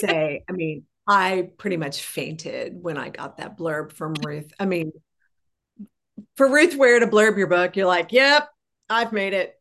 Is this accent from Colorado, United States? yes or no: yes; Colorado, United States; I grew up in Colorado